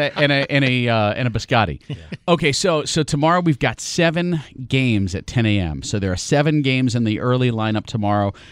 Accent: New York, United States; I'm from New York

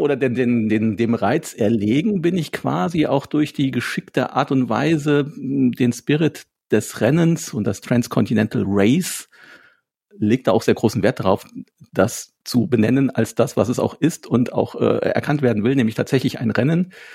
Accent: Wittgensteiner Land, Rothaargebirge, North Rhine-Westphalia, Germany; ich komme ja aus dem Wittgensteiner Land, aus dem schönen Rotergebirge in der Südspitze Nordrhein-Westfalens

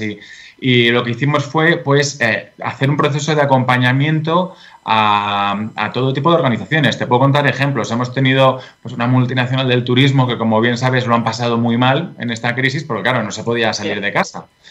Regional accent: Spain; also born or lived in England / Brussels / China / United States; now in Madrid, Spain; soy de España y eh, estudié eh, económicas y derecho aquí en España

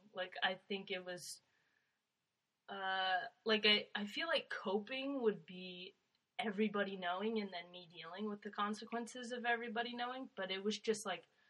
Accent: Shipman, Illinois, United States; also born or lived in Virginia; So I was born in Virginia. Okay. And then stayed in Illinois, lived in Illinois with my mom.

